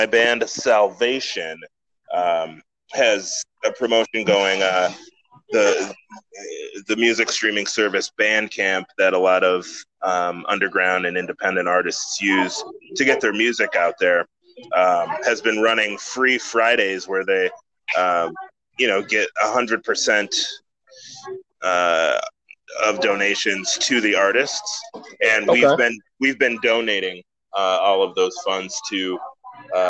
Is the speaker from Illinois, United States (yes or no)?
yes; Naperville, Illinois, United States; being one of few black people growing up in Naperville